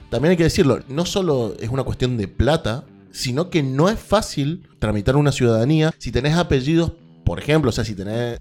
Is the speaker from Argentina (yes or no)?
yes; Argentina; ser argentino